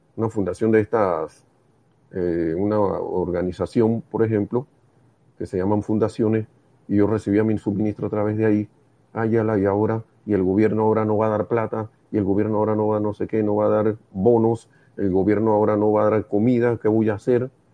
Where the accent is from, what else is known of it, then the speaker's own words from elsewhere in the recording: Panama; En Panamá le decimos real a los cinco centavos.